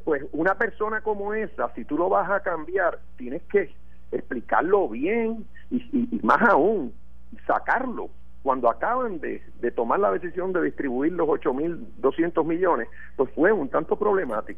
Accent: Puerto Rico; nuestra isla.

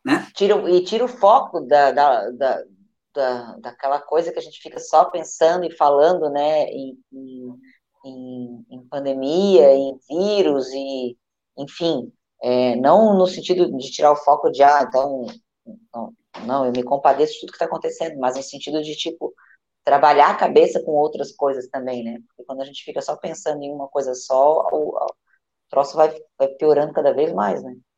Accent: Brazil

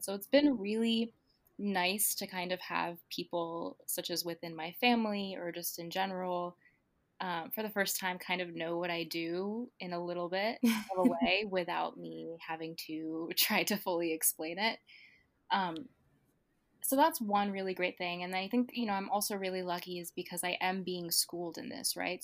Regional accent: New Brunswick, New Jersey, United States; moved away as an adult; now in New York, United States; I went to Rutgers, I went to college in my hometown.

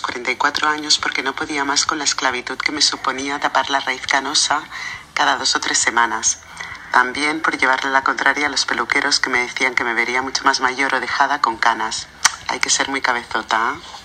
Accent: Barcelona, Catalonia, Spain; now in Paris, France; vivo en París, Francia, aunque soy de Barcelona, España.

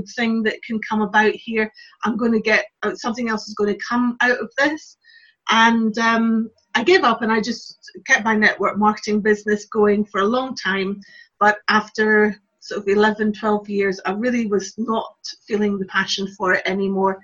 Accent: Glasgow, Scotland, United Kingdom; moved away as an adult; also born or lived in Lincolnshire; eventually I moved back to Glasgow from Lincolnshire, where I was living

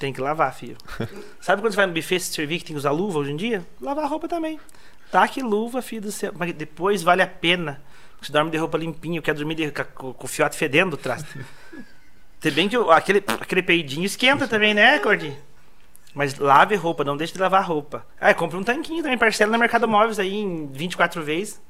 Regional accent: Tibagi, Paraná, Brazil; moved away; also born or lived in Ponta Grossa; Eu sou nascido e criado em Tibagi mesmo

